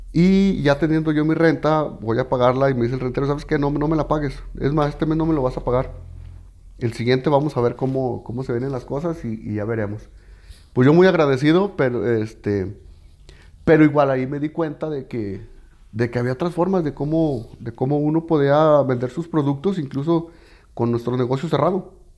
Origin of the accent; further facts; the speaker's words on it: Mexico; como mexicanos nos nos falla